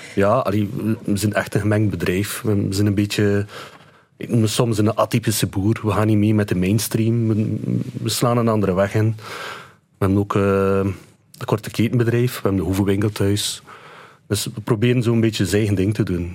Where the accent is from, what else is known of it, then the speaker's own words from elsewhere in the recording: Ypres, Flanders, Belgium; ik ben van Ieper.